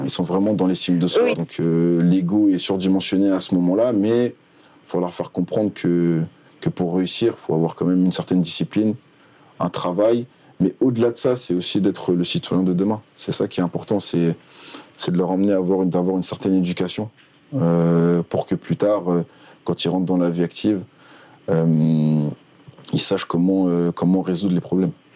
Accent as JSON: {"language": "French", "town": "Paris", "region": "Île-de-France", "country": "France", "moved": "as an adult", "said": "je suis parisien"}